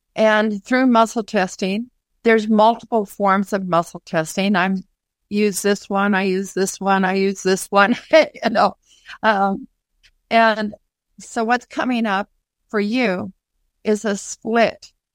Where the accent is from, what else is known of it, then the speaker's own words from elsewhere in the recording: Minnesota, United States; my hometown of Minnesota